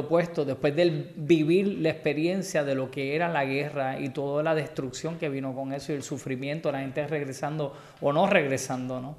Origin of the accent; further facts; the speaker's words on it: Puerto Rico; Soy boricua